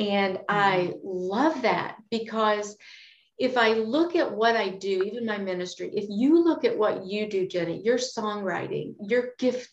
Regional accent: Kentucky, United States; I grew up in Kentucky and my granddad had cattle.

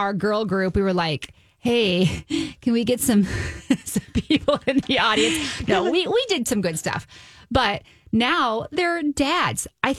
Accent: Southern Indiana, United States; moved away; So I am from Southern Indiana, born and raised. I went to IU, did my colleging there.

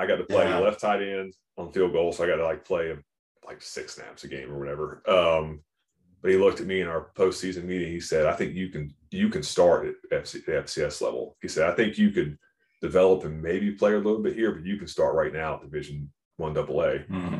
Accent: Jacksonville, Florida, United States; moved away as an adult; also born or lived in Baltimore; Because I grew up in Jacksonville, so flat.

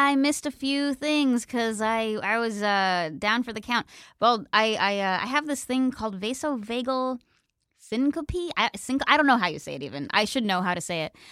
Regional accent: Pennsylvania, United States; moved away; we had really good public schools where I grew up in Pennsylvania

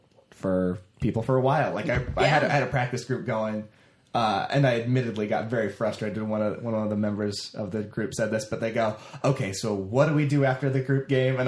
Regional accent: Northern California, United States; moved away; Yeah, I'm from Northern California originally.

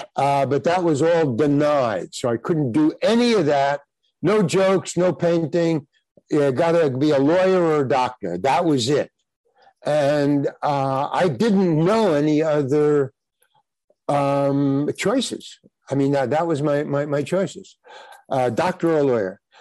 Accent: New York City, New York, United States; I grew up in Far Rockaway, Long Island

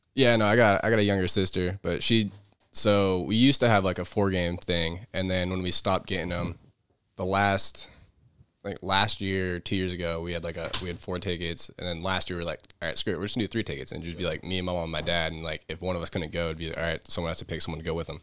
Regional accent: Irvine, California, United States; also born or lived in San Diego; Born and raised in Irvine, California

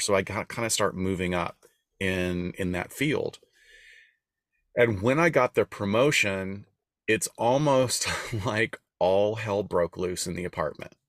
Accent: Deep South, United States; moved away; also born or lived in Los Angeles; we're both from an area of the country. We're from the Deep South

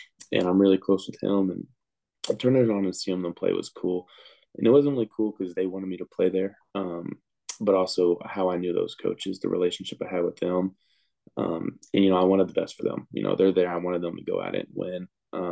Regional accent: Texas, United States; I'm from Texas

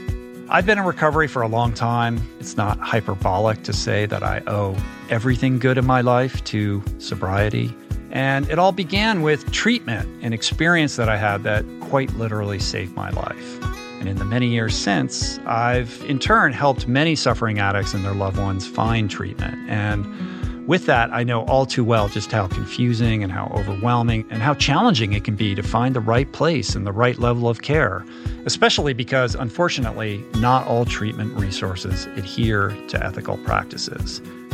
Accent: Washington, District of Columbia, United States; also born or lived in Michigan; I grew up in the Washington, D.C. metropolitan area. I was originally from Michigan, and one of the things I realized when we moved to Washington is there aren't that many pools.

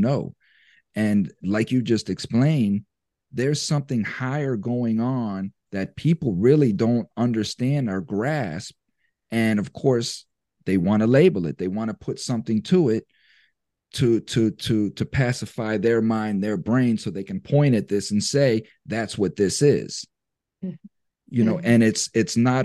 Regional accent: United States; as American citizens

